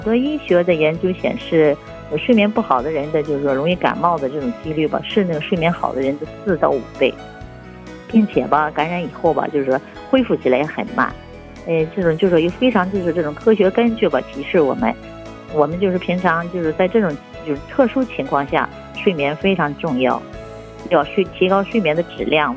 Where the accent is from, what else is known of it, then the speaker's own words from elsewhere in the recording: northern China, China; moved away as an adult; now in Japan; 我是来自咱们中国的北方，北方呢就吃饭的时候一般是那个热水或者热汤什么的